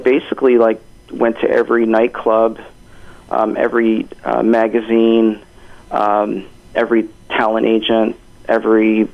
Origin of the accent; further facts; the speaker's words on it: Hamilton, Ontario, Canada; moved away as an adult; also born or lived in New York; now in Toronto, Canada; I was born in Hamilton and raised in Hamilton, and then I moved out to New York, and I'm based out of Toronto.